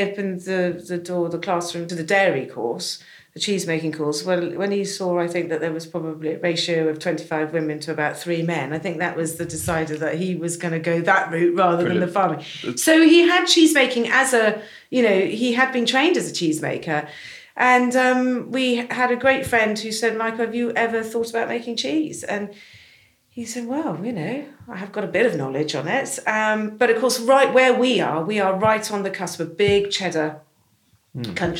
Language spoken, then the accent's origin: English; North Dorset, South West England, United Kingdom; This is where I grew up